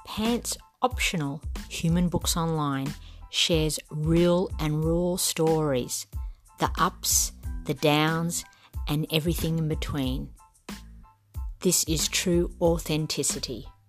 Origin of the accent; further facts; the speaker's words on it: Gunnedah, New South Wales, Australia; I'm originally from Gunnedah in country New South Wales, which is a little country town